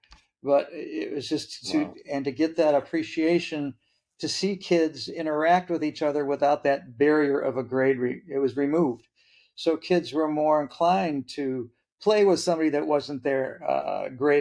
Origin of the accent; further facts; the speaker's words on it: Midwest, United States; moved away as an adult; also born or lived in Vallejo, California; When I made the move to come back to the homeland of the Midwest